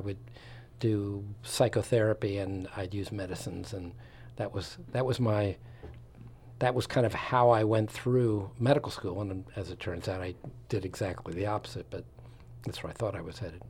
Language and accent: English; Long Island, suburbs of New York City, United States; moved away as an adult; also born or lived in Florida / Wisconsin / Philadelphia / West Coast; I'm from the East Coast, um, outskirts of New York City and ultimately New York